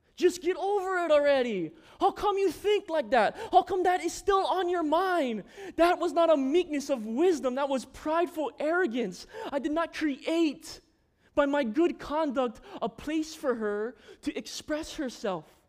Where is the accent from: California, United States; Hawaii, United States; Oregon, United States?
Hawaii, United States; Maui; also born or lived in Lanai, Hawaii; When I moved to Maui, I was five years old